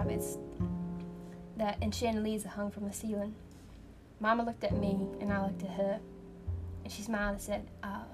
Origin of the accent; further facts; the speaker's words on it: the North, United States; I'm from the north, and I'm white